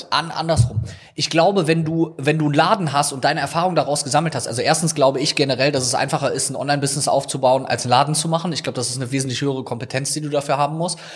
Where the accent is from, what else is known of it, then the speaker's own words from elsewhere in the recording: Rhineland, Germany; also born or lived in Viersen; bei uns im Rheinland